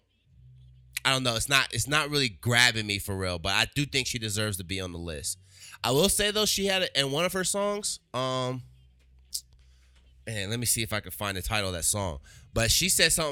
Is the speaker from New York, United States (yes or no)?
no; Colorado, United States; I grew up here in Colorado, but it's like, I never really felt connected to Colorado for real.